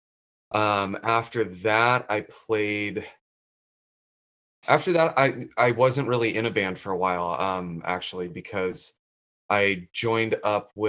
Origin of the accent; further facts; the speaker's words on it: Carlsbad, California, United States; also born or lived in Boulder, Colorado; we moved out here when I was 8